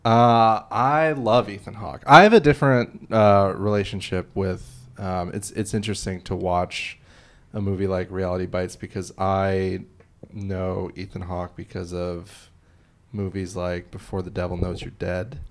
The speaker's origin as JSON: {"language": "English", "region": "Illinois", "country": "United States", "said": "I'm from Illinois"}